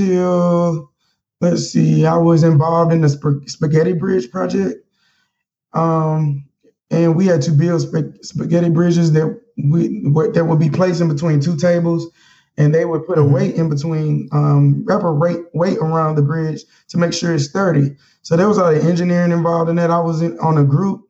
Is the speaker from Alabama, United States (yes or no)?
yes; Mobile, Alabama, United States; moved away as an adult; now in Washington, D.C., United States; Growing up with Mobile